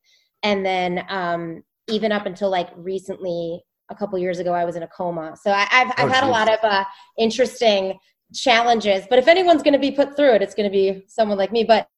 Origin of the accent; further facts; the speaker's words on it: Northfield, Illinois, United States; now in Chicago, United States; I'm from Northfield, which is just north.